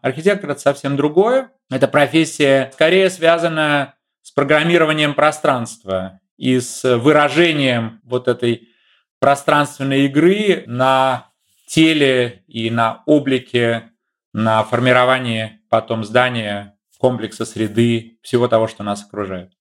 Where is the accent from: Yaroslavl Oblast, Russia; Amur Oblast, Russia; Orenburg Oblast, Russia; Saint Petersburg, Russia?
Saint Petersburg, Russia; moved away as an adult; now in Germany; в э, моем родном городе, в Ленинграде, в Петербурге